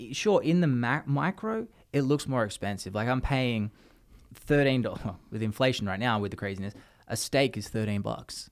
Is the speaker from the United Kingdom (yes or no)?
no; Australia; now in United States; as an Australian